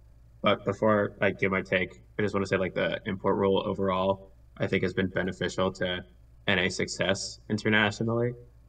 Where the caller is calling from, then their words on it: Boston, Massachusetts, United States; I'm calling in from Boston, Massachusetts.